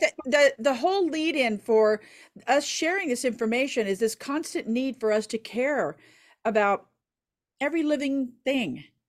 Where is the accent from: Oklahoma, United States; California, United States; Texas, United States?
Oklahoma, United States; I'm from Oklahoma